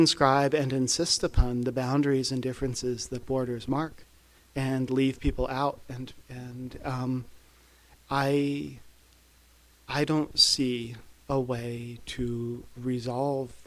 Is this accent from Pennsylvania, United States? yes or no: no; West Virginia, United States; I grew up in West Virginia